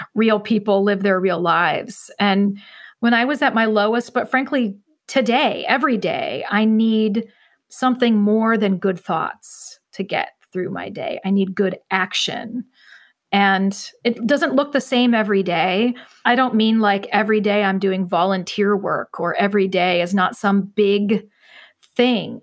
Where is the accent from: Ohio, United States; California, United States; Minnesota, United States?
Ohio, United States; central; I still live in my hometown, more or less, and, and never really left